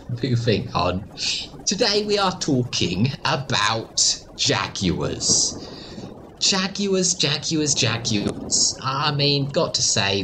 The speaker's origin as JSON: {"language": "English", "country": "Australia", "tie": "born or raised there", "said": "I grew up in Australia, where everyone could swim."}